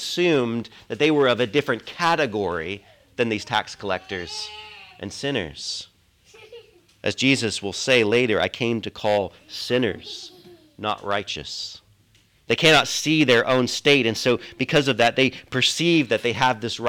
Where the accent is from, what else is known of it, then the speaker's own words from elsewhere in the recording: United States; also born or lived in Britain; now in United Kingdom; I'm an American